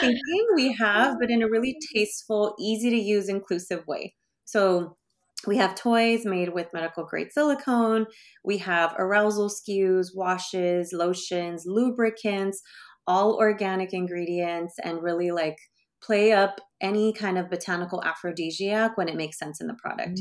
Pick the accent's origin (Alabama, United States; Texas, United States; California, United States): California, United States; Bay Area; I grew up in the Bay Area